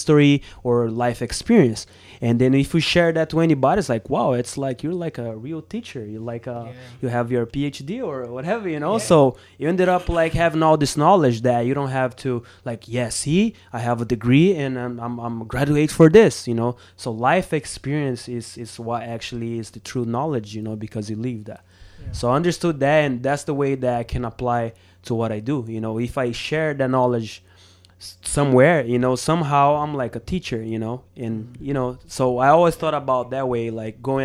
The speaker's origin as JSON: {"language": "English", "country": "Brazil", "tie": "born or raised there", "second_language": "English", "moved": "yes", "said": "in my hometown"}